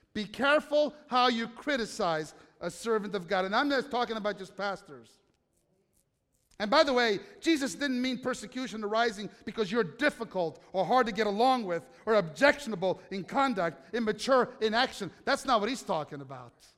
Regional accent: United States; I'm an American

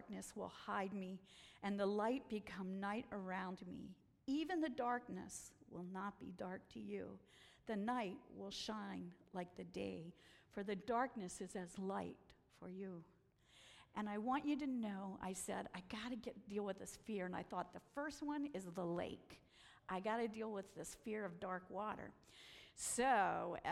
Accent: Washington, District of Columbia, United States; also born or lived in Pennsylvania; I'm from Washington, D.C.

